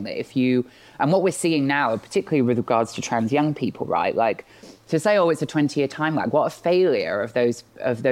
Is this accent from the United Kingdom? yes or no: yes; Bristol, South West England, United Kingdom; I grew up in Bristol. When I was, like living here and growing up here